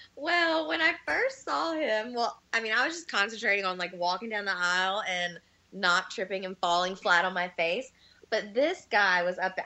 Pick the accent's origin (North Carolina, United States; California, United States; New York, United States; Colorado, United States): North Carolina, United States; moved away as an adult; I'm from North Carolina, and I moved here in 2011 to go back to school